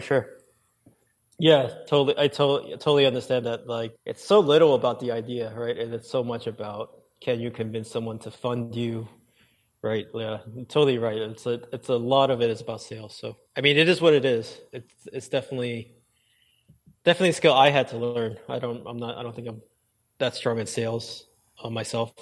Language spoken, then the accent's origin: English; New York City, New York, United States; I grew up in New York City, in Brooklyn